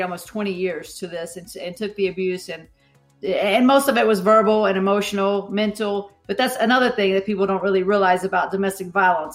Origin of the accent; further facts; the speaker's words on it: Southern West Virginia, United States; I grew up in Southern West Virginia